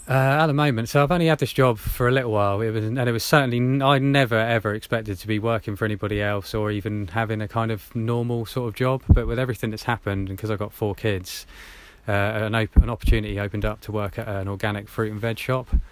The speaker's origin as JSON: {"language": "English", "area": "Hampshire", "region": "South East England", "country": "United Kingdom", "tie": "born or raised there", "said": "I grew up in Hampshire, around there"}